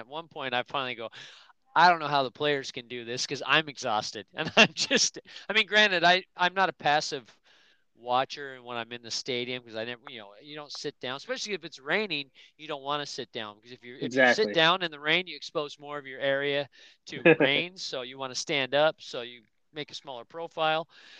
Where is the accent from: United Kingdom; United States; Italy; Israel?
United Kingdom; England; I mean, I like Celtic just because I'm English, and actually Scottish.